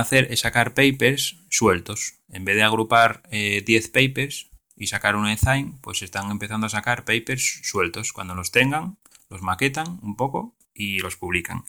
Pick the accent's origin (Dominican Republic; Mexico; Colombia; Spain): Spain; Asturias; yo soy de Asturias